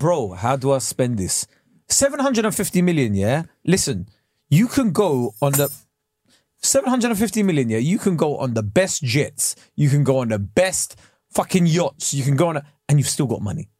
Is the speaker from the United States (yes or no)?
no; England, United Kingdom; I am British